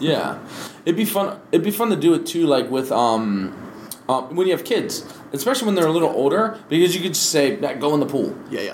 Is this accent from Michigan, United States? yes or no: no; Maryland, United States; now in Hawaii, United States; I'm from Maryland